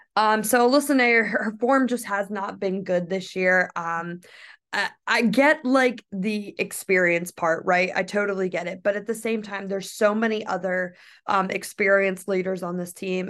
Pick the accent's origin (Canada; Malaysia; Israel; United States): United States; I am from the United States